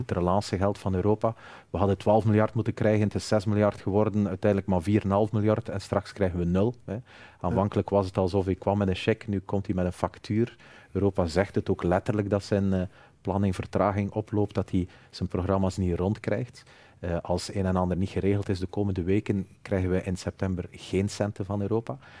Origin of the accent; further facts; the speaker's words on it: Flanders, Belgium; ik ben evident Vlaming